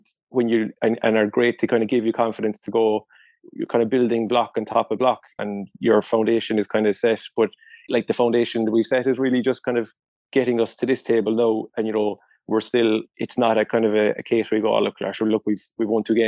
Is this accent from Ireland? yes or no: yes; Ireland; culturally as Irish people